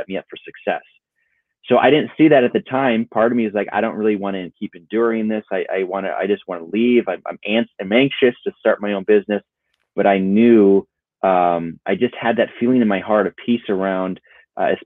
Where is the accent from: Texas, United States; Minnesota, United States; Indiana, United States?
Minnesota, United States; growing up in Minnesota, it was a pipe dream to do anything in film or video